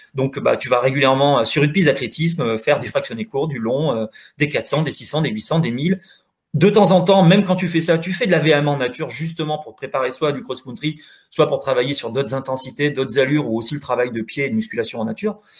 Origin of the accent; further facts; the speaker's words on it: Corrèze, Nouvelle-Aquitaine, France; je suis de Corrèze